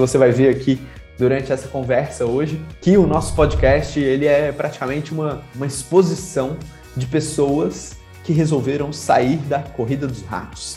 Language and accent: Portuguese; Brasília, Federal District, Brazil; moved away; also born or lived in Santos; eu fui criado em Brasília